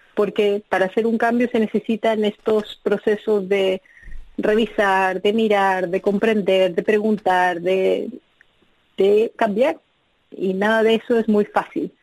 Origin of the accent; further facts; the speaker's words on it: Bolivia; moved away as an adult; also born or lived in Chile; now in United States; yo nací en Bolivia, eh, crecí en Bolivia